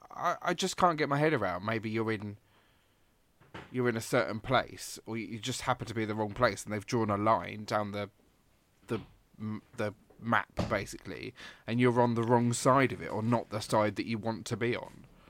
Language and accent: English; England, United Kingdom; moved away; also born or lived in Glasgow; a English person